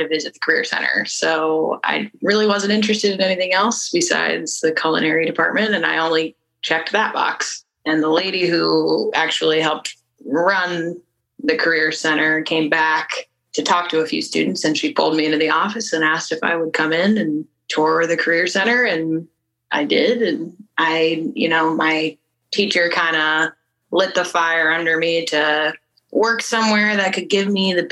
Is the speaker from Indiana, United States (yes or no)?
no; Sunbury, Ohio, United States; also born or lived in Columbus, Ohio; Born and raised in Sunbury. I am from Columbus